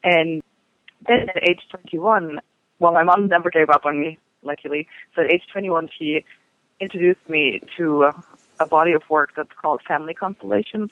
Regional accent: Germany; now in United States; it was during the 70s where I'm from Germany

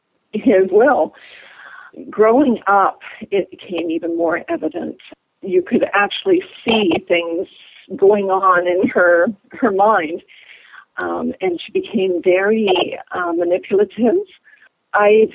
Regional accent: Sault Ste. Marie, Ontario, Canada; moved away as an adult; now in Toronto, Canada; I'm from a small town in northern Ontario called Sault Ste. Marie, and I grew up normally

